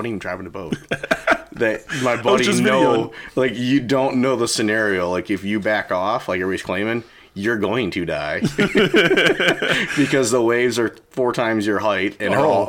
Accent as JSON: {"language": "English", "town": "Erie", "region": "Pennsylvania", "country": "United States", "tie": "born or raised there", "said": "growing up in Erie, everything just went on ice right away."}